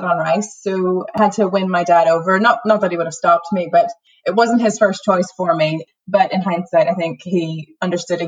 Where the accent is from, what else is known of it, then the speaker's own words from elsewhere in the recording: southwest Louisiana, United States; moved away as an adult; also born or lived in Houston, Texas; now in Northern Ireland, United Kingdom; I grew up in rural Louisiana, southwest Louisiana, the heel of the boot